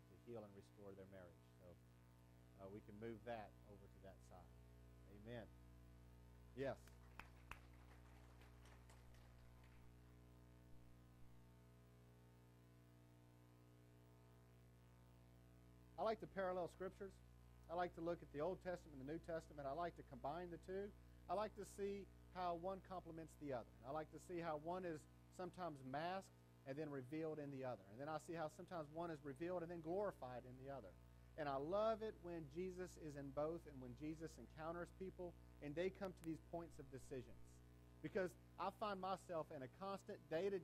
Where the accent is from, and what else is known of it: Ruston, Louisiana, United States; born or raised there